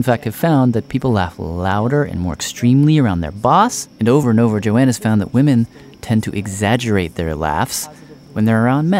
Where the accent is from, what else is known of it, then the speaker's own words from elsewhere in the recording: Nashville, Tennessee, United States; my hometown of Nashville, Tennessee.